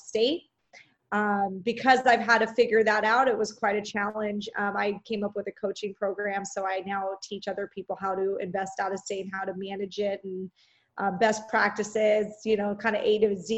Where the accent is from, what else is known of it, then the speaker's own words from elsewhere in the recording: Orange County, California, United States; I am from Orange County, California